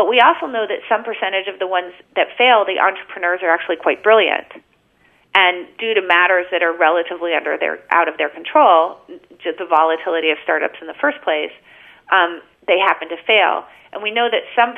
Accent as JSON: {"language": "English", "country": "United States", "tie": "born or raised there", "said": "I was born in America."}